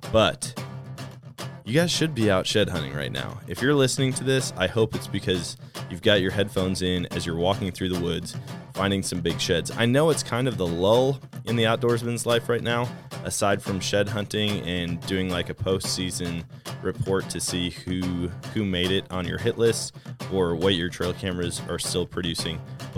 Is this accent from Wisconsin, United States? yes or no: yes; Wisconsin, United States; Wisconsin, how can you not have fun? I can't wait to get back up there and hunt. I always love hunting my home state.